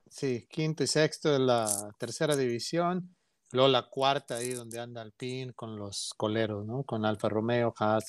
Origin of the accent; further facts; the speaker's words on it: Mexico; somos como mexicanos muy orgullosos